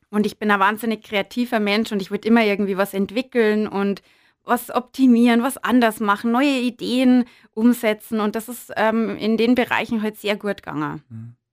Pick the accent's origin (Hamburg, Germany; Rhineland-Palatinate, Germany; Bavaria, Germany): Bavaria, Germany; Berchtesgaden; also born or lived in Bischofswiesen; ich äh, bin aus dem südlichen Landkreis. Genau, bin in Berchtesgaden geboren